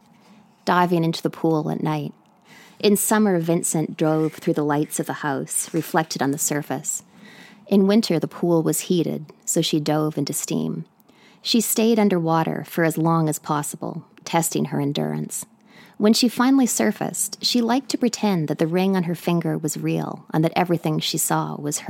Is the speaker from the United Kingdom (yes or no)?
no; British Columbia, Canada; now in New York City, United States